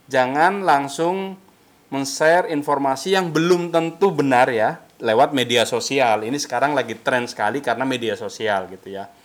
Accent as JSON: {"language": "Indonesian", "town": "Cilacap", "region": "Central Java", "country": "Indonesia", "tie": "born or raised there", "said": "Pas saya aliyah di Jombang, Jawa Timur tiga tahun, oh. 9 396. Kalau asli dari Maus Cilacap, Jawa"}